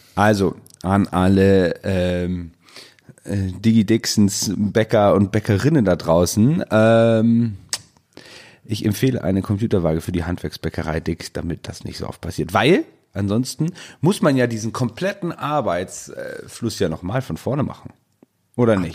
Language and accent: German; Northern Germany, Germany; bei uns, hier bei uns im Norden